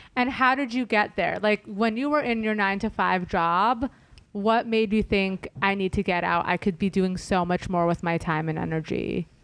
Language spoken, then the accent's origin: English; Los Angeles, California, United States; I'm an L A native